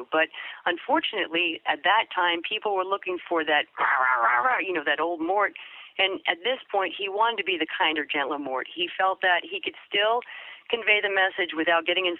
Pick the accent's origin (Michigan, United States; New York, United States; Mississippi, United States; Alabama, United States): New York, United States; accent: New York; he had me lose my New York accent. I used to talk like this.